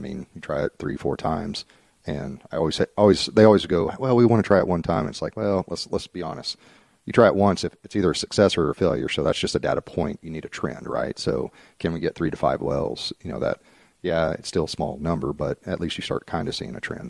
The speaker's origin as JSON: {"language": "English", "town": "Dallas", "region": "Texas", "country": "United States", "also_born_or_lived": "Frisco, Texas", "moved": "as an adult", "lives_now": "Oklahoma, United States"}